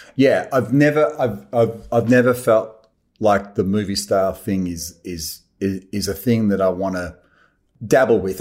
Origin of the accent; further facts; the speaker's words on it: Australia; I love being Australian. I love it here.